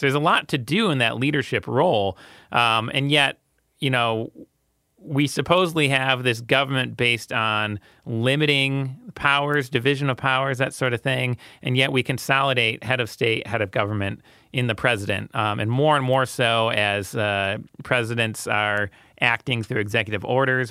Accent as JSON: {"language": "English", "country": "United States", "said": "I'm very American"}